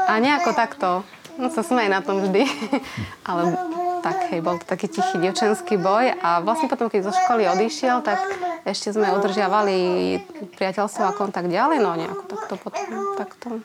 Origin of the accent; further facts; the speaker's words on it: Slovakia; som z dediny, z uh, ehm, Stranovnice. Tam som vlastne celý čas žila